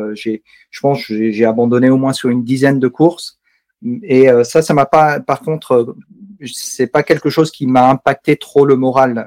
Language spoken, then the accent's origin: French; Savoie, Auvergne-Rhône-Alpes, France; also born or lived in Alsace; now in Mulhouse, France; J'habite euh, en Alsace, euh, juste à côté de Mulhouse, mais j'ai grandi en Savoie